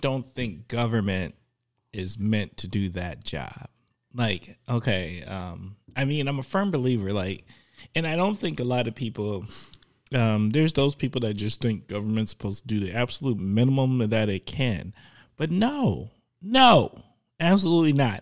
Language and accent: English; Milwaukee, Wisconsin, United States; I grew up in Milwaukee